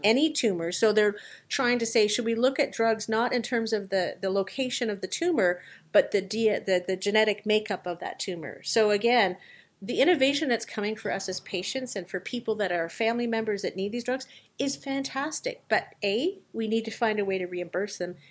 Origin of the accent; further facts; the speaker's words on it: Canada; as a Canadian